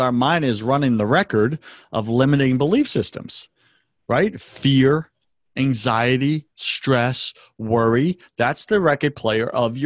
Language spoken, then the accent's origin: English; United States; our very right to worship could be taken from us as an American people